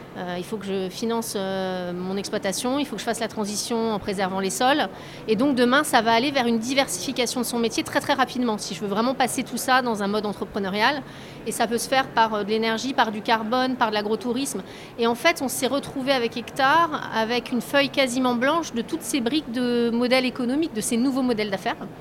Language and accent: French; Deux-Sèvres, Nouvelle-Aquitaine, France; moved away as an adult; je viens d'un tout petit village des Deux-Sèvres